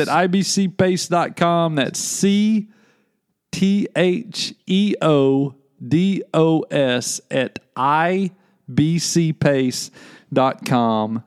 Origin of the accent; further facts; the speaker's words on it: Little Rock, Arkansas, United States; moved away; I grew up in Little Rock, Arkansas.